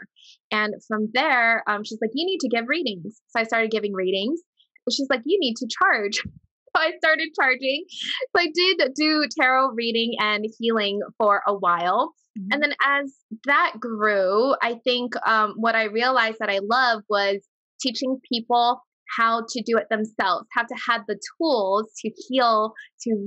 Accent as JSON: {"language": "English", "region": "Hawaii", "country": "United States", "also_born_or_lived": "Las Vegas, Nevada", "moved": "as an adult", "said": "I'm from Hawaii, but when I first moved to Vegas when I was about 20"}